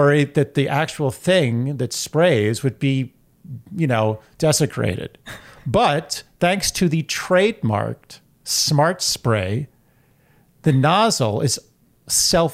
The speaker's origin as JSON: {"language": "English", "region": "New York", "country": "United States", "said": "I'm from New York."}